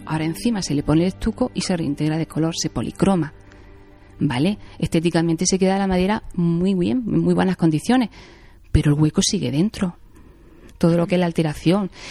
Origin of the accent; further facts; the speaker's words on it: Jaén, Andalusia, Spain; yo soy de Jaén